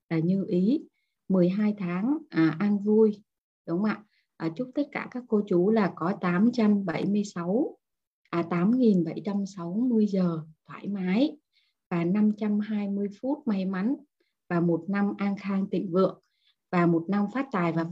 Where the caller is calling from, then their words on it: Hanoi, Vietnam; sáng dậy chỉ cần thò cái chân xuống dưới giường là đã thấy lạnh lắm rồi ở ngoài Hà Nội buổi sáng chỉ có là 10 cho đến 12 độ thôi cả nhà rất là lạnh luôn